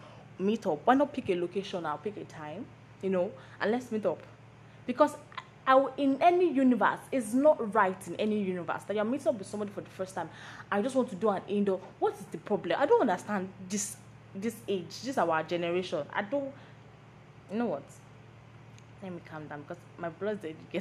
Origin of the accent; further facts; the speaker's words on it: Lagos, Nigeria; I'm a Lagos girl, like born and brought up in Lagos